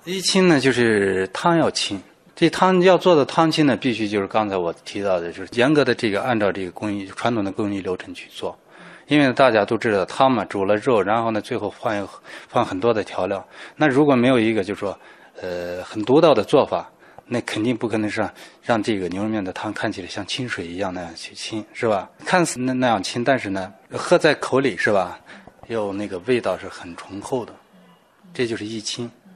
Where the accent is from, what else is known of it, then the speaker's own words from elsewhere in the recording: Lanzhou, Gansu, China; 在咱们兰州这边呢